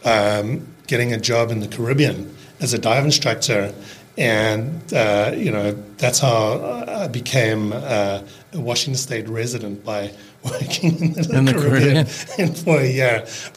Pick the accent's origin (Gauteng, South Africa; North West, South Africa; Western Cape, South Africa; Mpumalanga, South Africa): Western Cape, South Africa; Cape Town; accent: South African; first language English; moved away as an adult; also born or lived in Seattle, United States / New Zealand; now in Bainbridge Island, United States; I grew up in Cape Town